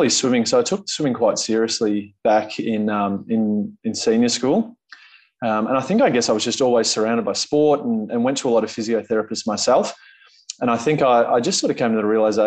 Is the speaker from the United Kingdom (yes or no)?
no; Bendigo, Victoria, Australia; now in Melbourne, Australia; I grew up in Bendigo, which is central Victoria, about 2 hours from Melbourne. Born there, completed all my schooling.